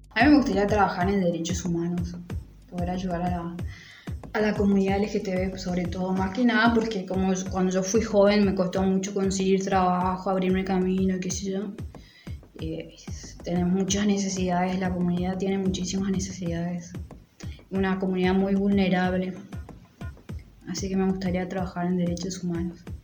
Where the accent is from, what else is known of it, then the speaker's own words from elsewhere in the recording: Formosa, Argentina; moved away; also born or lived in Buenos Aires; soy de Formosa Capital